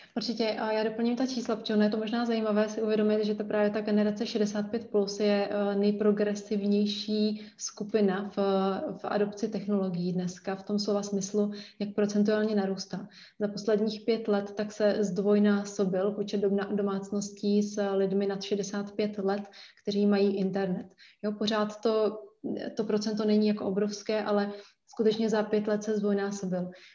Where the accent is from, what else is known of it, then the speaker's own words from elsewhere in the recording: Brno, South Moravian Region, Czechia; já jsem z Brna